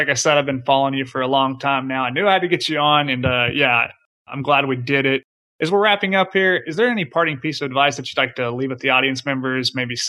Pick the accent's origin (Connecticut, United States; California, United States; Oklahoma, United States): Oklahoma, United States; my home state of Oklahoma